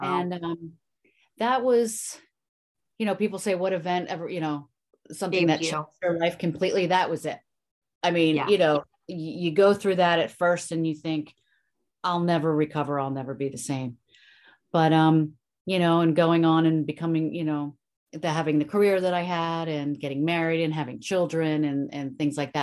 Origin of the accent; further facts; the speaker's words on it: Philadelphia, Pennsylvania, United States; I grew up in Southwest Philly.